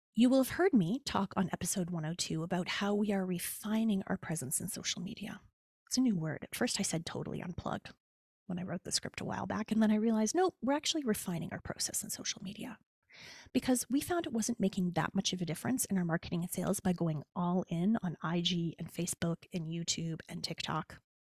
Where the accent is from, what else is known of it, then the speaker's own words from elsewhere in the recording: Canada; moved away; also born or lived in United States; as a Canadian